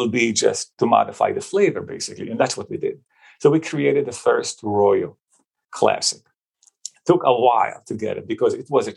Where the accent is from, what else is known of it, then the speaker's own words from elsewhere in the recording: Israel; moved away; I grew up actually in Israel in a family of 7